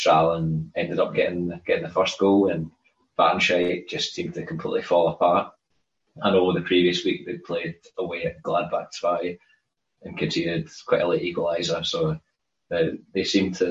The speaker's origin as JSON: {"language": "English", "region": "Scotland", "country": "United Kingdom", "said": "I'm Scottish."}